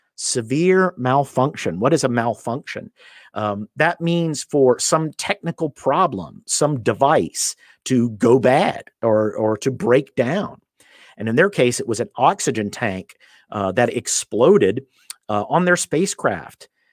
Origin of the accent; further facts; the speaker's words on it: United States; I'm from the United States